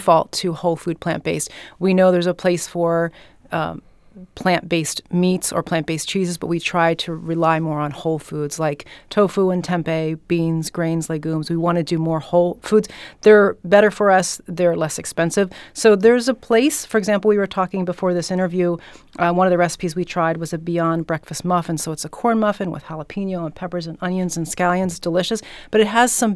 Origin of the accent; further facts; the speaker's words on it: Philadelphia, Pennsylvania, United States; I am from Philly.